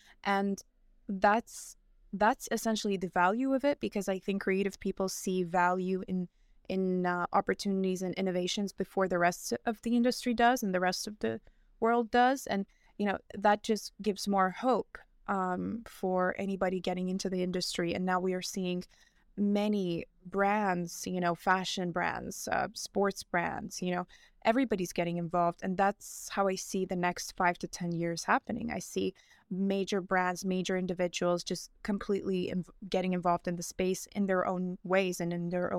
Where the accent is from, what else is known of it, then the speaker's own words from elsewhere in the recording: Dubai, United Arab Emirates; also born or lived in New York; now in Milan, Italy; I grew up in Dubai. I'm originally from New York, and now I'm based in Milan, which is kind of just forms my identity.